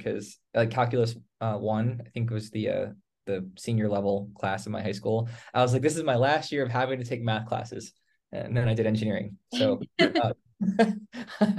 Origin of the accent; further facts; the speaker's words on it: Northern Virginia, United States; I came from Northern Virginia.